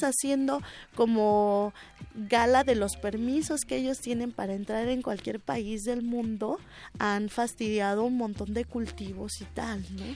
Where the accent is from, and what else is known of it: Mexico